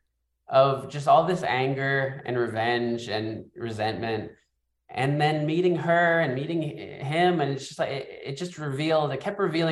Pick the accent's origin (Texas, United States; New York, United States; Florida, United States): New York, United States; New York City; we grew up in the Bronx.